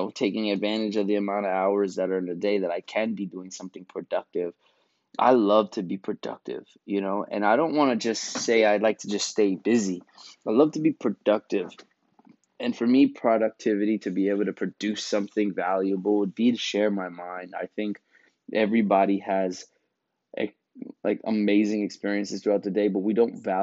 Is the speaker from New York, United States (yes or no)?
yes; New York, United States; growing up in New York